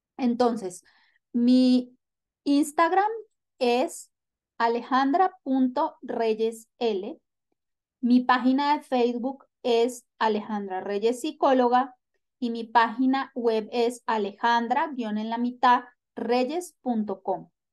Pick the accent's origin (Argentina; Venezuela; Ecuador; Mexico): Venezuela; now in Colombia; soy venezolana viviendo en Colombia.